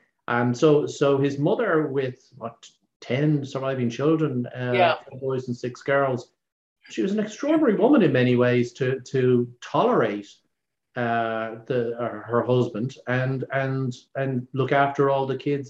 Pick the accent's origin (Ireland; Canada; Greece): Ireland; Dublin, Leinster; born or raised there